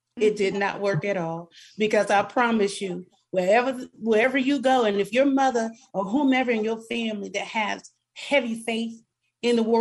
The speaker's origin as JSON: {"language": "English", "region": "South Florida", "country": "United States", "tie": "born or raised there", "said": "Growing up in South Florida was amazing."}